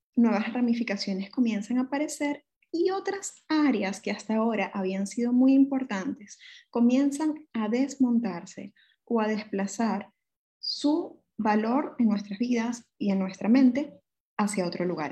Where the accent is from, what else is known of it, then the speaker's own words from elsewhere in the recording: Caracas, Capital District, Venezuela; moved away as an adult; mi ciudad natal, Caracas, Venezuela